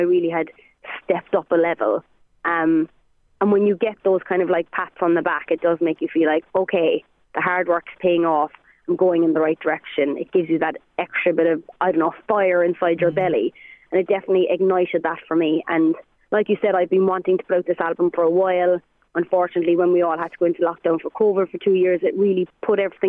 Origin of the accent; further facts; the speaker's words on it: Ireland; I'm an Irish singer